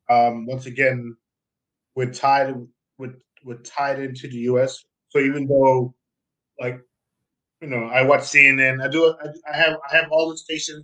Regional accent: Jamaica; also born or lived in Queens, New York, United States; now in Germany; I'm Jamaican

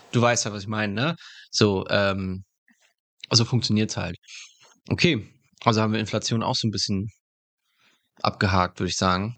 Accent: Germany; dass wir als Deutsche so solidarisch sind

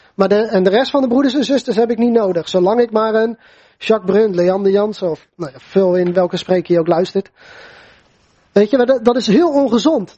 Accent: Netherlands; voor ons als Nederlanders

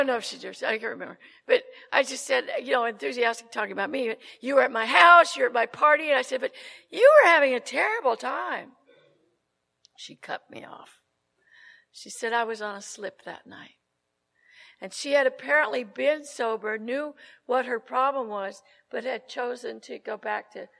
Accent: Glendale, California, United States; also born or lived in Tujunga, California; I'm from Southern California. I live in Tujunga now, and I flew in from Burbank

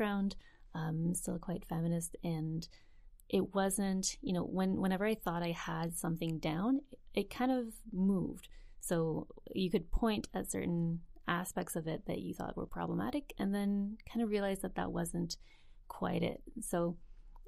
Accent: New Brunswick, Canada; moved away as an adult; also born or lived in Montreal; now in Vancouver, Canada; Grew up in New Brunswick and then headed to Montreal after university.

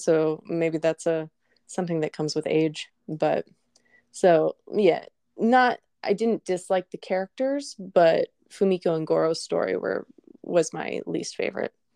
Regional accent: Colorado, United States; moved away; I grew up in Colorado

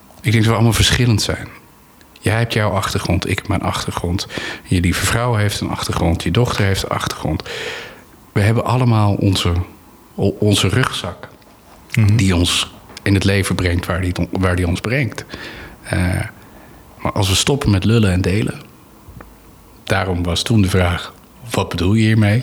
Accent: Anna Paulowna, North Holland, Netherlands; ik ben opgegroeid in Annapolona

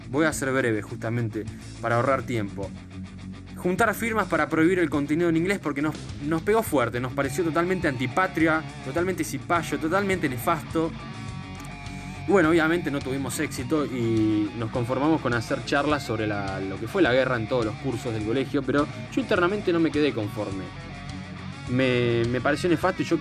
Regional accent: Argentina; es una falta de respeto hacia la identidad nacional, hacia lo que nos identifica como argentinos

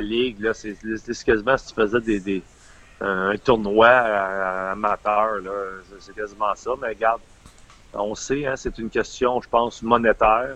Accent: Windsor, Quebec, Canada; j'étais un gars natif de Windsor dans les cantons de l'Est.

